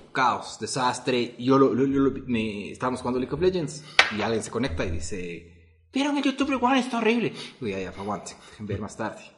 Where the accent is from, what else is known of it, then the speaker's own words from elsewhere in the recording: Ecuador; nosotros somos millennials, pero nuestro millennial es diferente porque al vivir en Ecuador, en Latinoamérica